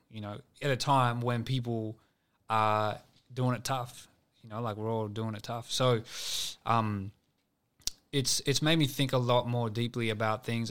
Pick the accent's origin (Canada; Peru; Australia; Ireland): Australia; Sydney, New South Wales; I'm from West Sydney